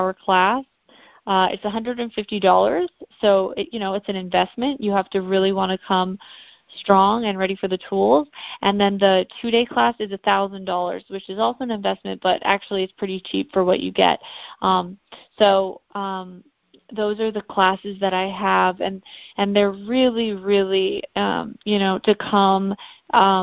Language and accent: English; Canada; now in South Carolina, United States; I'm from Canada originally. I live in South Carolina now.